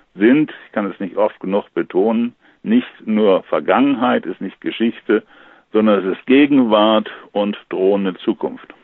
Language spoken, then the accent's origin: German; Germany; bei uns in Deutschland